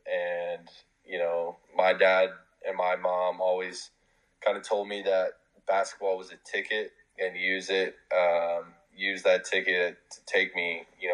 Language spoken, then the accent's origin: English; Northern Michigan, United States; where we grew up in Northern Michigan, like, we had to drive 3-4 hours downstate to Grand Rapids and Flint and Detroit and places like that to really get good competition for basketball.